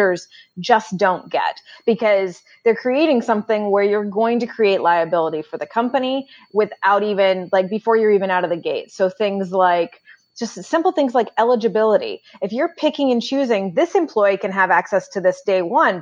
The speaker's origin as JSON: {"language": "English", "region": "Northern California", "country": "United States", "tie": "born or raised there", "also_born_or_lived": "Pacific Northwest", "moved": "yes", "lives_now": "Boston, United States", "said": "I grew up in Northern California, about 5.5 hours north of San Francisco"}